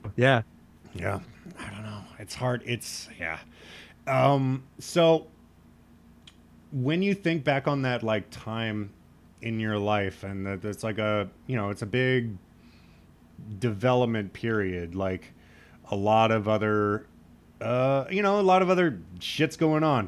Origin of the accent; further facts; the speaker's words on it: Lincoln, Nebraska, United States; I grew up in Lincoln, that's the capital